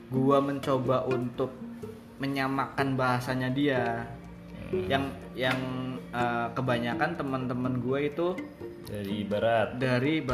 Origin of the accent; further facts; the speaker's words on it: Tegal, Central Java, Indonesia; apa harus gue nunjukin kalau misalnya gue dari Tegal